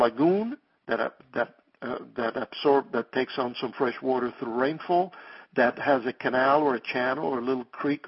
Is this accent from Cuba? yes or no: yes; Cuba; moved away; I came from Cuba in 1959 with the advent of communism and all of that. But I used to fish them there when I was young